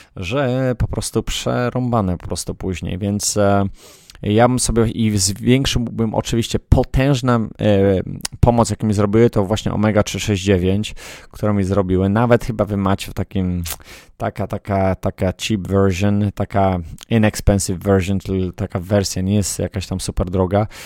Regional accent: Poland; moved away; Ja z Polski jestem

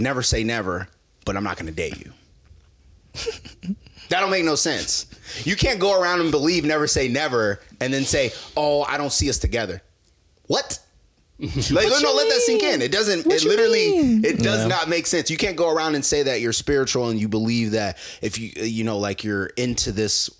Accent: Nebraska, United States; now in Los Angeles, United States; we're from Nebraska, you know, Midwest.

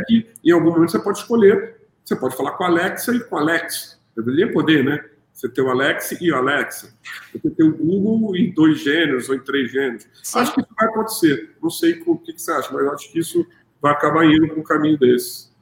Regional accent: Rio de Janeiro, Brazil; Como a gente fala aqui no Rio

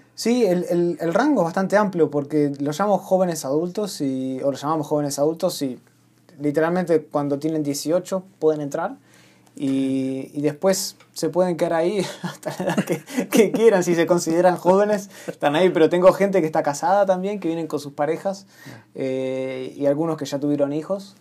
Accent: Argentina; yo soy argentina.

